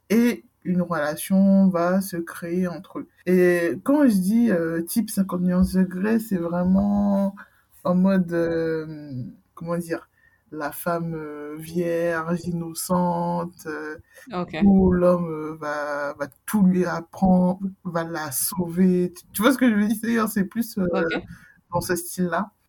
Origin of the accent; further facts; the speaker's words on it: Guadeloupe; Je suis Guadeloupéenne, oh.